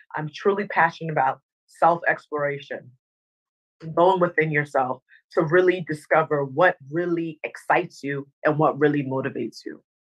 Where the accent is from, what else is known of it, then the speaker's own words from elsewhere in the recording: Northern Virginia, United States; also born or lived in Dominica; I grew up in Northern Virginia